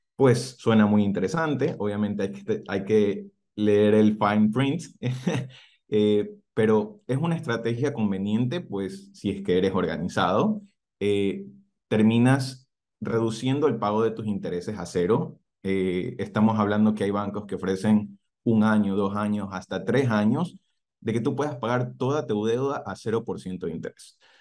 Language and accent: Spanish; Ecuador; moved away as an adult; also born or lived in Cairns, Australia; now in Adelaide, Australia; las oficinas de Ecuador, de donde soy